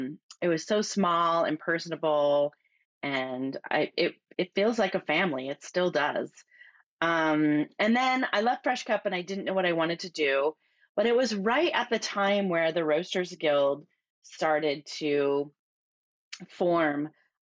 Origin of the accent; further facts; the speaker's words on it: Midwest, United States; now in California, United States; So I grew up in the Midwest and went to college, and after graduating from college, I moved to California